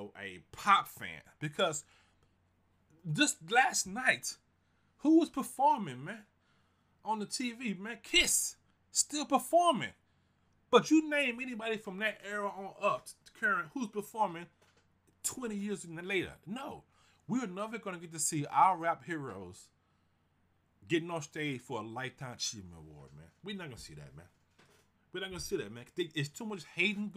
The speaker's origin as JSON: {"language": "English", "town": "Houston", "region": "Texas", "country": "United States", "tie": "born or raised there", "moved": "yes", "lives_now": "Seattle, United States", "said": "I grew up in Houston, Fifth Ward"}